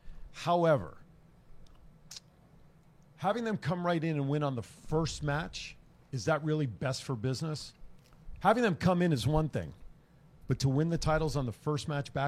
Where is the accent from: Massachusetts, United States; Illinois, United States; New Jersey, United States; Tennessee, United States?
New Jersey, United States; Linden; now in Las Vegas, United States; I was born and raised in the town right next door, Linden.